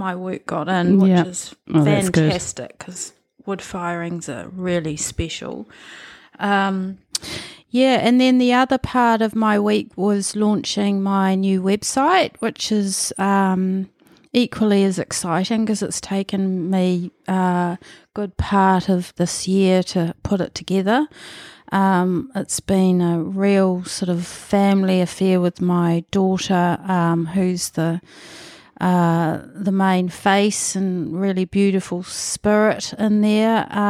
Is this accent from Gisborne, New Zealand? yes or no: yes; Manutuke, Gisborne, New Zealand; born there; I was born in Manatuki, which is Gisborne was my big town, about 30, 40 minutes out of Gisborne, near Yangnick's Head around there, another Moriwai actually.